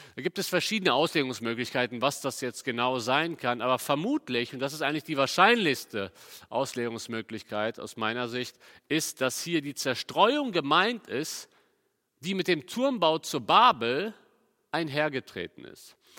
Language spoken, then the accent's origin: German; Cologne, North Rhine-Westphalia, Germany; ich komme ja aus Köln